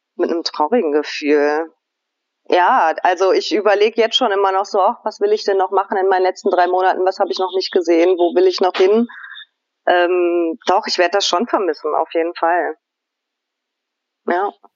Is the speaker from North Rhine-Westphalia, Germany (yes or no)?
no; Hanover, Lower Saxony, Germany; now in Albania; bin in Hannover geboren